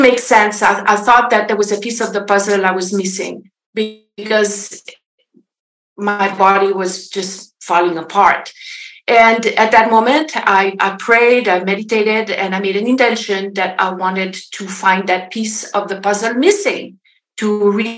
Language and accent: English; French part of Switzerland, Romandy, Switzerland; moved away as an adult; now in Los Angeles, United States; I am from Switzerland originally, if you wonder about my accent. So I originally the French part of Switzerland. I grew up on a farm.